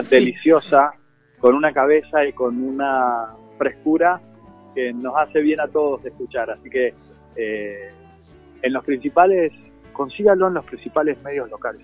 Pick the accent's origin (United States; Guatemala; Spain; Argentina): Argentina; Mendoza; accent: Mendoza tonada; Yo vivo en Mendoza, por ahí se siente la tonada